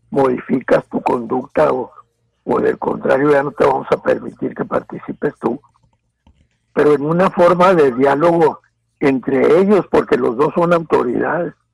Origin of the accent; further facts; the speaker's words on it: Mexico; la parte de ciudadanos que, que estamos en en el estado de Chihuahua, también somos mexicanos